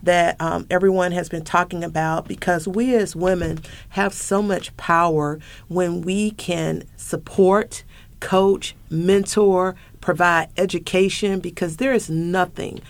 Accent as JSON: {"language": "English", "region": "the South", "country": "United States", "said": "I'm also from the South. Not only am I a woman of color, I am a woman from the South"}